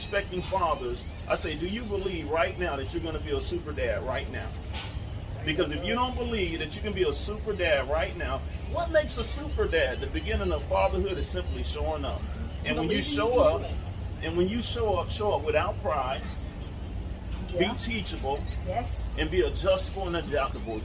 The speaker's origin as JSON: {"language": "English", "town": "Tampa", "region": "Florida", "country": "United States", "tie": "born or raised there", "said": "I marched in West Tampa. That's my stomping ground, born and raised"}